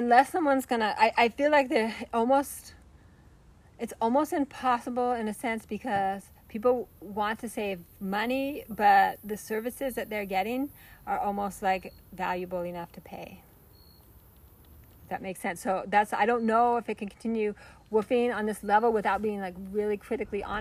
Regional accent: United States; moved away; I'm originally from the States

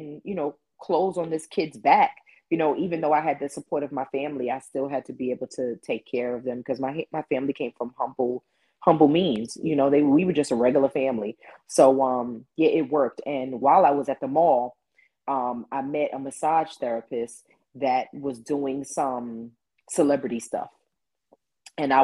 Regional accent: New York City, New York, United States; I'm from Queens originally

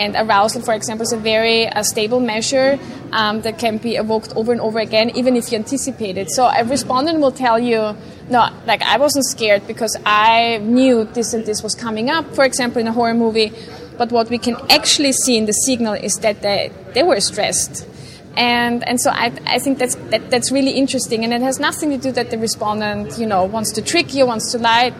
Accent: Vienna, Austria; I grew up in uh, Vienna, Austria

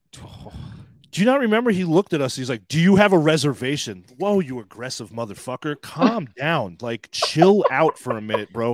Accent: Long Island, New York, United States; born in New York City and grew up on Long Island

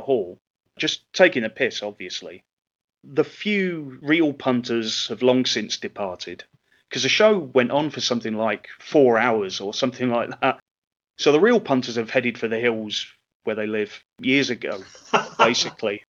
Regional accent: England, United Kingdom; I'm half Scottish. In terms of wrestling, I'm one of only two English wrestlers on the show

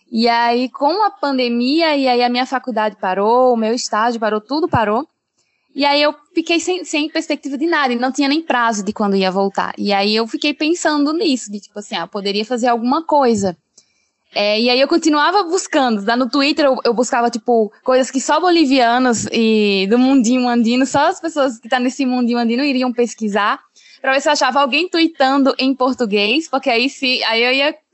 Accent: Rio Grande do Norte, Brazil; eu cresci no Rio Grande do Norte, eu cheguei eh, com seis, cinco anos

